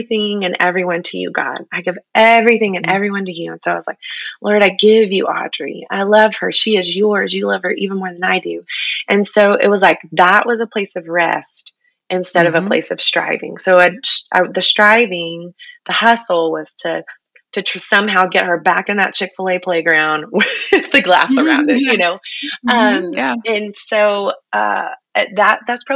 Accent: Texas, United States; I'm a Texan through and through

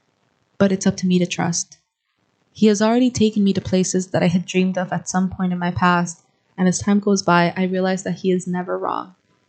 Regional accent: Guatemala; moved away as an adult; now in United States; I am originally from Guatemala. I have lived here in the United States for 2 years.

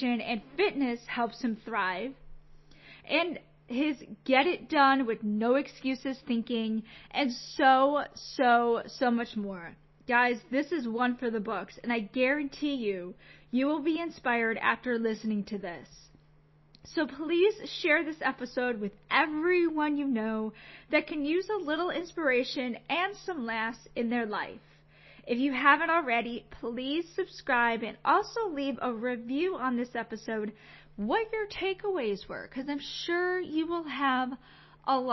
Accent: Chicago, Illinois, United States; I'm from Chicago

